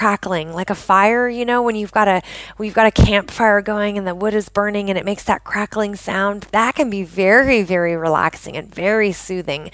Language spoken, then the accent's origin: English; just outside of Portland, Oregon, United States; I grew up in the Pacific Northwest of the United States, just outside of Portland, Oregon